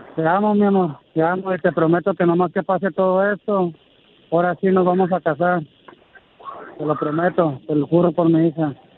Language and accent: Spanish; Mexicali, Baja California, Mexico; also born or lived in Guadalajara, Jalisco; Yo soy originario de Guadalajara, Jalisco. y radico desde los tres meses aquí en Mexicali